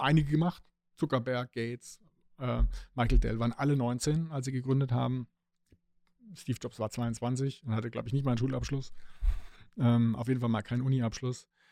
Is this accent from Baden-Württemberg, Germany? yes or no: yes; Stuttgart, Baden-Württemberg, Germany; meine Heimatstadt, wo eben äh, die Autoindustrie sitzt